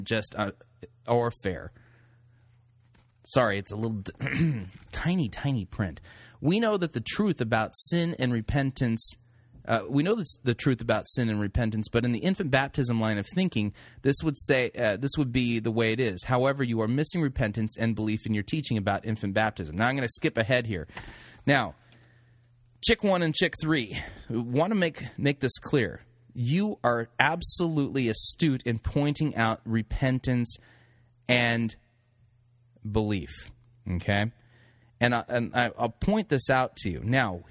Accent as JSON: {"language": "English", "region": "California", "country": "United States", "tie": "born or raised there", "said": "I grew up in California and anyway, I've never been homesick before, but there you have it."}